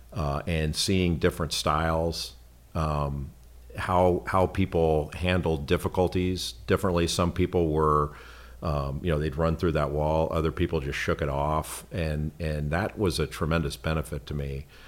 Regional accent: Los Angeles, California, United States; I grew up in Los Angeles

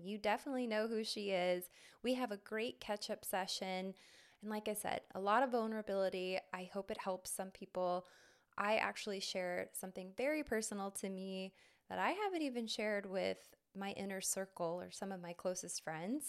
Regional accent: Arizona, United States; my home state, Arizona

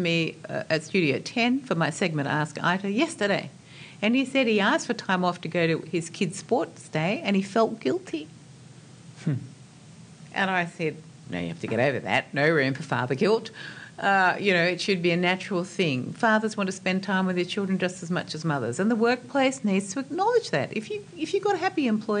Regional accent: Australia

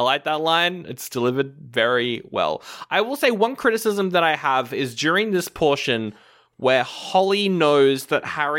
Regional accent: Australia; I'm from Australia, by the way.

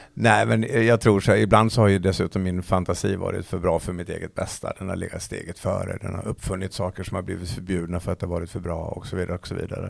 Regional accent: Falun, Dalarna County, Sweden; hemma i Falun

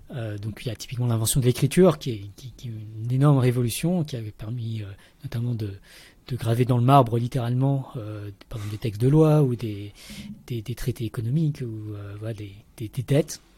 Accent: Paris region, Île-de-France, France; moved away as an adult; also born or lived in Vietnam / Montreal, Canada / Lausanne, Switzerland; je suis né au Vietnam, mais j'ai grandi en région parisienne

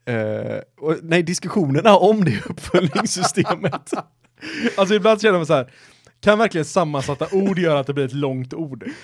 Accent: Gothenburg, Västra Götaland, Sweden; accent: Gothenburg dialect; Då känner jag att helt plötsligt blev min göteborgska mycket mycket.

